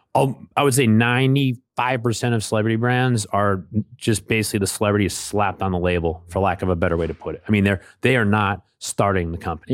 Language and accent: English; New Hampshire, United States; I'm from New Hampshire